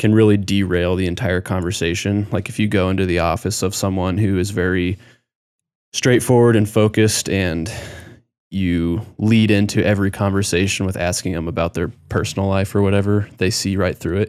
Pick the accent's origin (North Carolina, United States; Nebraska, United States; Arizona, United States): Nebraska, United States; also born or lived in Colorado; my sister and I, when we moved to Nebraska when we were really young, I, I was going into, like, second grade